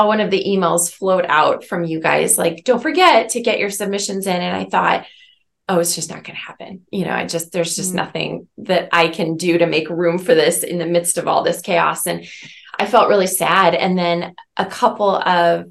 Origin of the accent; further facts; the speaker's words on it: Omaha, Nebraska, United States; moved away; toward my hometown